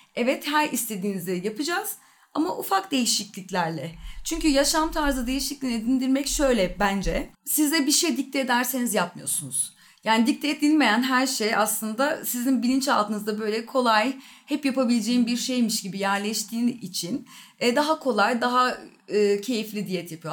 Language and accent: Turkish; Ankara, Turkey; 1981 yılında Ankara'da doğdum